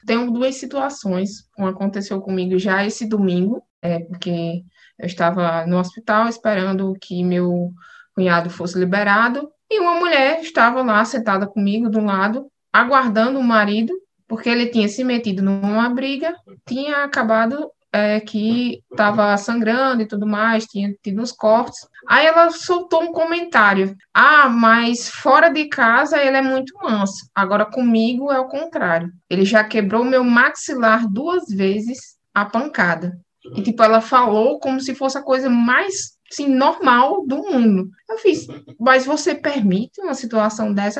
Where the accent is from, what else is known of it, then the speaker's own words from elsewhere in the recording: João Pessoa, Paraíba, Brazil; eu sou nordestina, sou paraibana